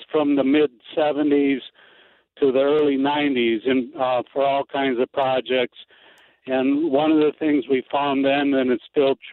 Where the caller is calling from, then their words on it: Bismarck, North Dakota, United States; I'm calling from Bismarck, North Dakota